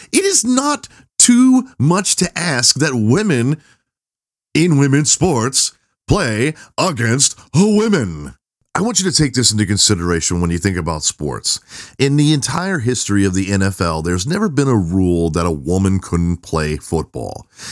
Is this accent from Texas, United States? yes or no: yes; Texas, United States; I'm Southern. I'm from Texas